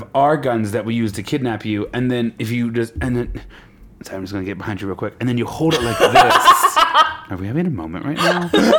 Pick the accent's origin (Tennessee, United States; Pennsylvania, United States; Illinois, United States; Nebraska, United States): Nebraska, United States; Lincoln; Lincoln, Nebraska. Love my hometown.